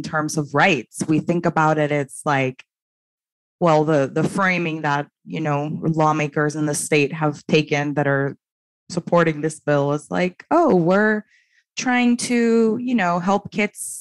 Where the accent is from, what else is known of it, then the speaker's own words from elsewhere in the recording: Dominican Republic; moved away; I'm from originally from the Dominican Republic